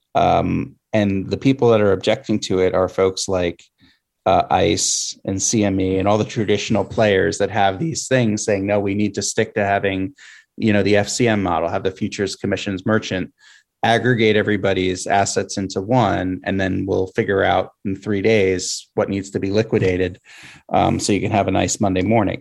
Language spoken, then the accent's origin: English; Pennsylvania, United States; my home state in Pennsylvania